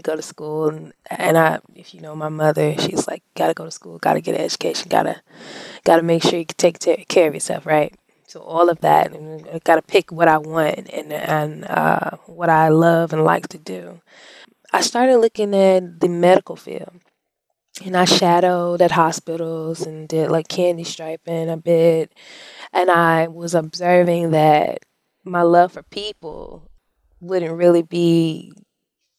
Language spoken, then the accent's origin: English; Columbus, Mississippi, United States; I grew up in Columbus, Mississippi